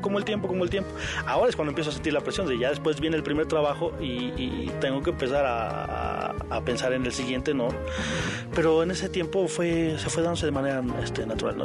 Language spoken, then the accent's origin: Spanish; Mexico